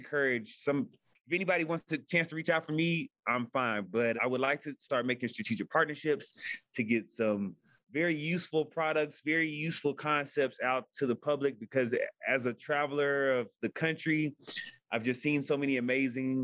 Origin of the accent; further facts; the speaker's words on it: Houston, Texas, United States; I'm from Houston